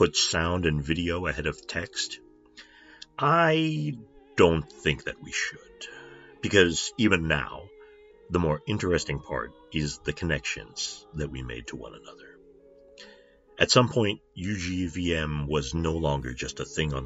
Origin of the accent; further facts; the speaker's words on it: United States; I'm the token American.